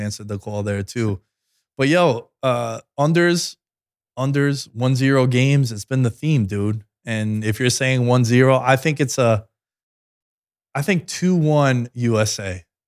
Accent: New York City, New York, United States; growing up in Queens, when you walk down Steinway Streets

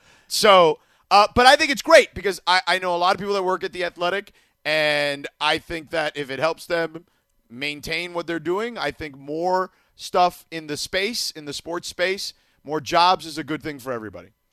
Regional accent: Miami, Florida, United States; now in Los Angeles, United States; growing up in Miami

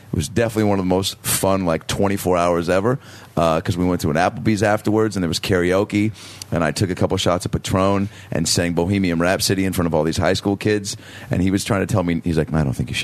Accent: Seattle, Washington, United States; My hometown.

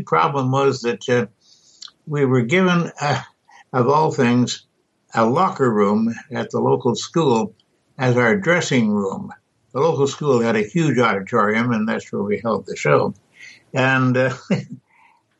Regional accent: Canada; now in United States; I don't know if you ever quite overcome being Canadian, but I've tried hard

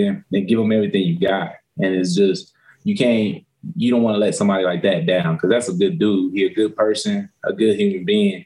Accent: West Coast, United States; moved away as an adult; now in Detroit, United States; I'm from the West Coast side

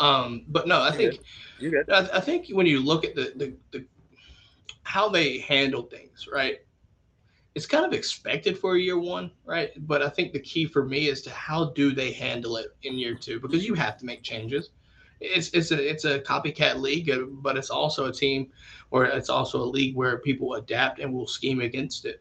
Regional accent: North Carolina, United States; I'm from North Carolina

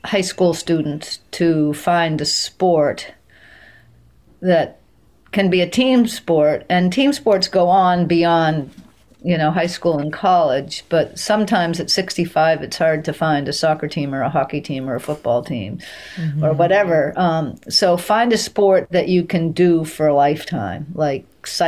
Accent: Maine, United States; my hometown

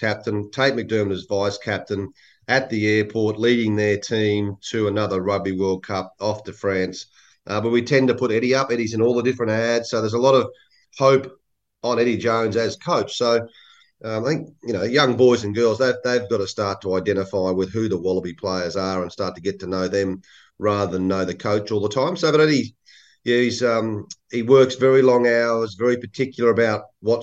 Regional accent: Toowoomba, Queensland, Australia; also born or lived in Sydney / Gympie; most of my sort of junior sort of life was as a child was up in a place called Toowoomba, so about an hour and a half west of Brisbane, and went to school there

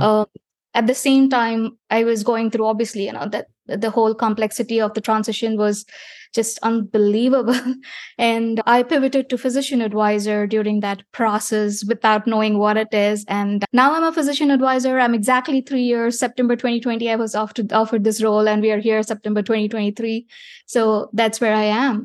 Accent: India; moved away as an adult; I was born in India

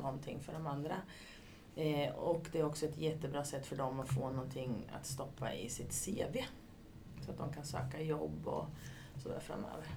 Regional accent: Katrineholm, Södermanland, Sweden; moved away as an adult; also born or lived in Linköping; now in Ljungsbro, Sweden; Började min karriär i Katrineholm, där jag är ifrån

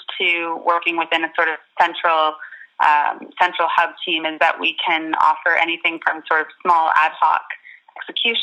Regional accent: Canada; moved away as an adult; now in London, United Kingdom; I'm based in London, where I have been for the past 3 years or so, but I'm originally from Canada

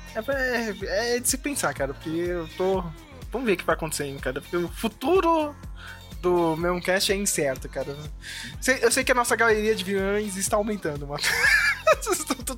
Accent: Brazil

